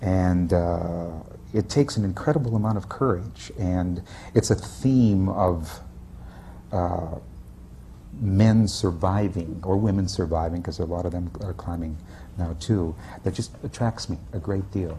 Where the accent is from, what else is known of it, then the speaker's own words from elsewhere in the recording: Minnesota, United States; moved away as an adult; also born or lived in New York; I'm from Minnesota, and I had acted for about 4 years there before coming to New York.